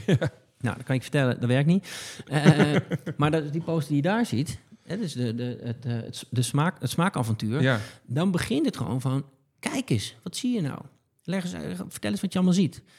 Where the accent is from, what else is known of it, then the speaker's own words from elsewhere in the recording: Betuwe, Gelderland, Netherlands; moved away as an adult; now in Haarlem, Netherlands; ik, kom uit de Betuwe